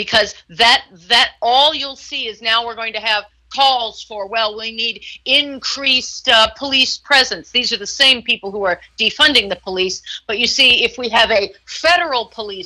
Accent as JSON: {"language": "English", "town": "Houston", "region": "Texas", "country": "United States", "tie": "born or raised there", "moved": "yes", "lives_now": "California, United States", "said": "I grew up in Texas, in Houston"}